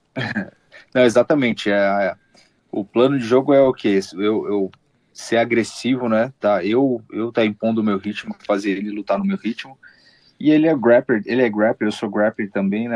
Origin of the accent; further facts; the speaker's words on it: Brazil; now in United States; Como eu sou brasileiro